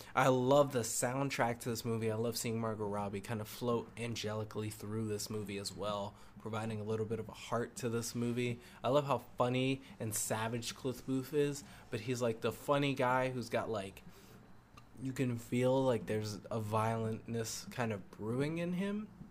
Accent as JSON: {"language": "English", "region": "New England", "country": "United States", "said": "I'm from New England"}